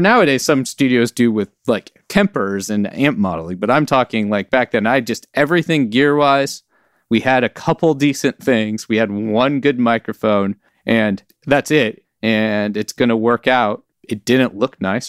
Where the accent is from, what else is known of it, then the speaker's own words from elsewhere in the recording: Oakland, California, United States; now in Alameda, United States; I was born and raised in Oakland, California